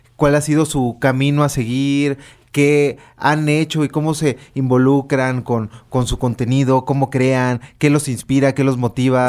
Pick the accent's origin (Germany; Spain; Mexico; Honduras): Mexico; Sonora; yo soy de, de provincia, soy de Sonora